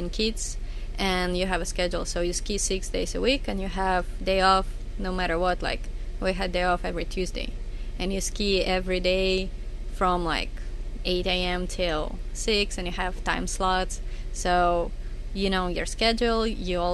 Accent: Minsk, Belarus; I'm from Minsk.

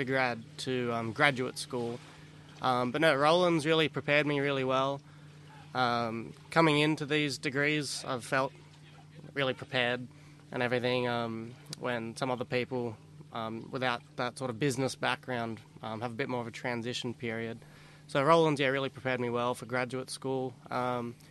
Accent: Australia; accent: Australian; now in United States; I'm Australian

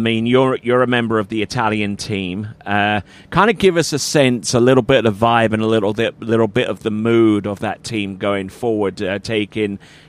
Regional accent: England, United Kingdom; also born or lived in America; now in United States; I'm English

